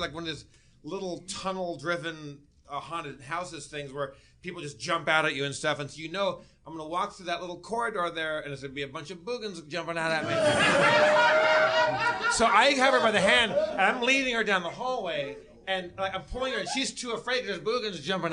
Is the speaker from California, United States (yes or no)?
yes; Southern California, United States; I grew up in Southern California.